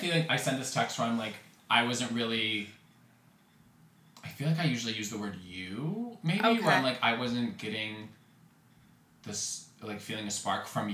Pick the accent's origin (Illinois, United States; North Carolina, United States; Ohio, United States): Illinois, United States; I'm from Illinois, so... Marika and I are from Illinois, so it's flat